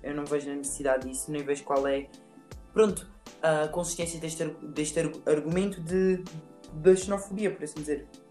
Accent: Alentejo, Portugal; Quando nós dizemos que somos do Alentejo

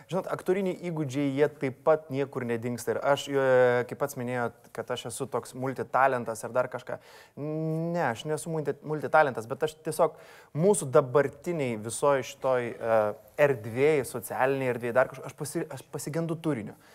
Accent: Vilnius, Vilnius County, Lithuania; aš užaugau Fabioniškėse ir po mano langais buvo krepšinio aikštelė.

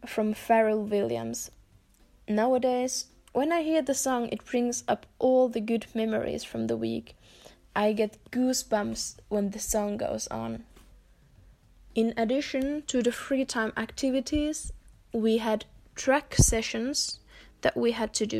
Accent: Finland; also born or lived in Germany; I'm 19 years old, and I'm from Finland

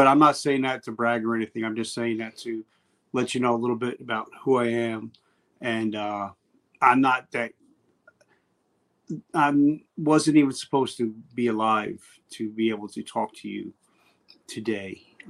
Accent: New Jersey, United States; where I grew up in Jersey. I'm in Jersey right now. Actually, I'm about 3 miles from the house that I was born

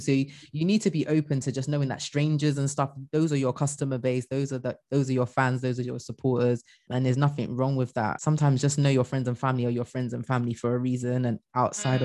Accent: Bristol, South West England, United Kingdom; i'm originally from mm. bristol like bristol

